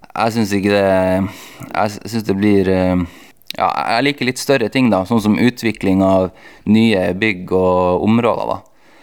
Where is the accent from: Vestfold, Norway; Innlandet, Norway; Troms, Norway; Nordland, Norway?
Troms, Norway; Tromsø; jeg er fra Tromsø